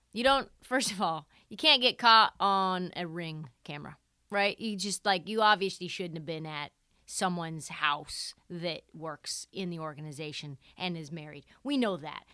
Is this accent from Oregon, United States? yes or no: yes; Portland, Oregon, United States; I am from Portland, Oregon. I lived, I grew up, like, a mile away from Ime Udoka